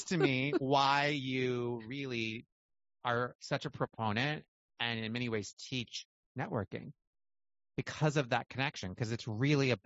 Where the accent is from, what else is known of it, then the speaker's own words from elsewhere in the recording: Michigan, United States; moved away; also born or lived in Montana / the South (later); But I was raised in Michigan, Montana and Michigan, but small towns, teeny towns.